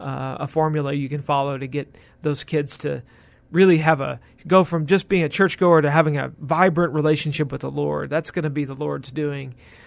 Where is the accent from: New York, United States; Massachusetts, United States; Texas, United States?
Texas, United States; Houston; also born or lived in San Antonio; I am from the Houston area. That was in the Spring, Klein area, northwest of Houston. That's primarily where I grew up. I was actually born in San Antonio.